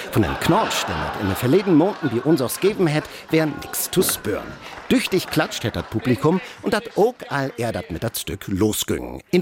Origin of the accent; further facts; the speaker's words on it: Frankfurt, Hesse, Germany; Ich bin aus Frankfurt, zum ersten Mal heute hier.